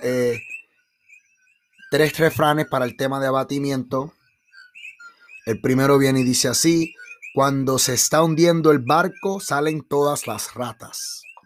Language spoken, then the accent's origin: Spanish; Puerto Rico; somos los puertorriqueños